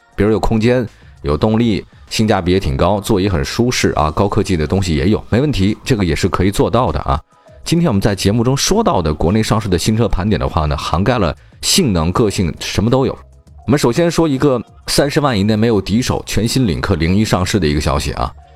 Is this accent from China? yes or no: yes; China; 我们中国人